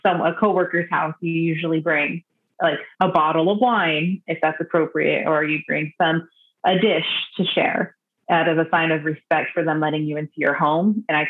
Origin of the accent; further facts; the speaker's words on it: Southern California, United States; also born or lived in Northern Nevada; I'm not traditionally from these lands. I'm not traditionally from San Diego. I may have grown up in Southern California